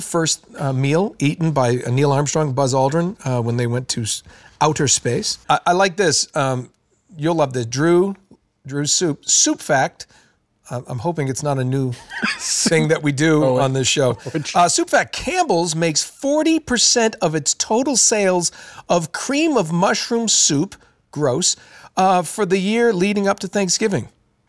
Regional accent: Ukraine; I'm from Ukraine and I like to take care of American type celebrations.

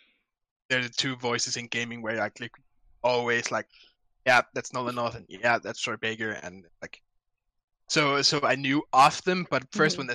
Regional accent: Denmark; I'm 21 years old, and I'm from Denmark.

